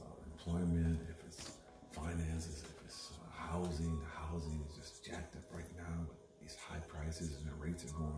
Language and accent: English; the South, United States; I was born in the South